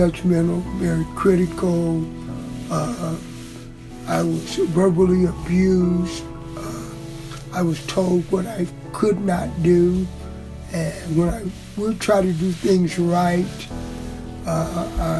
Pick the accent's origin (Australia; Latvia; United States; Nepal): United States; Springfield, Ohio; I'm from Springfield, Ohio.